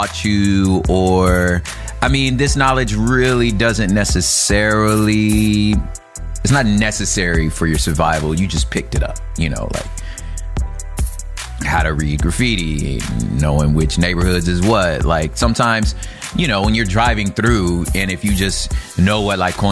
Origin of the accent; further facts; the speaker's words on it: the West, United States; because I'm from the West